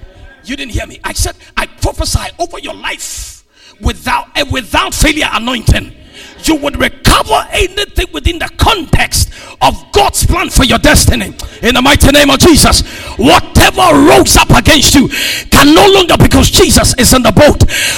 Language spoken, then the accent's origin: English; United Kingdom; Who cares? I'm British. After being British, what's next?